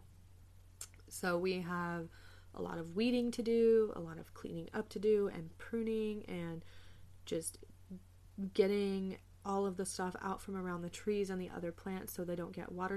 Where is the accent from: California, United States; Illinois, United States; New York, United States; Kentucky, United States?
California, United States; Southern; moved away; growing up in Southern California